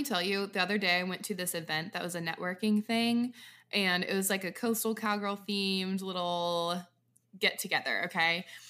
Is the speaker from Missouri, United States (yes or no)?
no; Washington, United States; now in Nashville, United States; I'm from Washington State